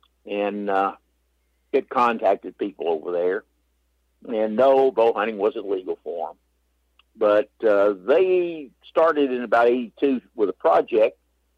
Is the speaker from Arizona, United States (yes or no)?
no; Texas, United States; East Texas.